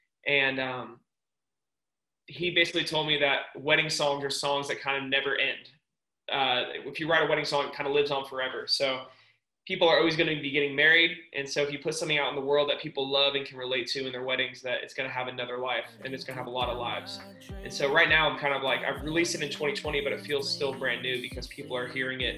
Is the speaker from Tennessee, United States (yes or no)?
yes; Nashville, Tennessee, United States; also born or lived in Florida; Nashville's my hometown.